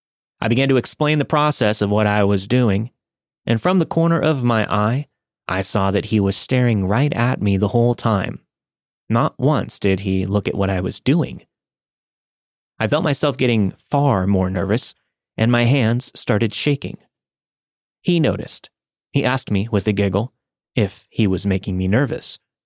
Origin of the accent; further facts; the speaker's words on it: Mexico; now in Salt Lake City, United States; I'm originally from Mexico and moved to Salt Lake City, Utah back in 1998.